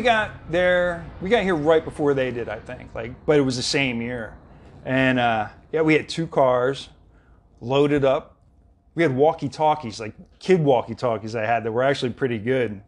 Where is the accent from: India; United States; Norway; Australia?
United States; Philadelphia, Pennsylvania; moved away; also born or lived in Southern California; back in Philly, in the Delaware County area, too. I'm from West Philly.